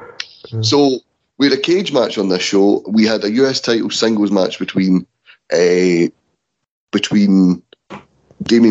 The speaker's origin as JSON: {"language": "English", "region": "Scotland", "country": "United Kingdom", "said": "As a Scottish person"}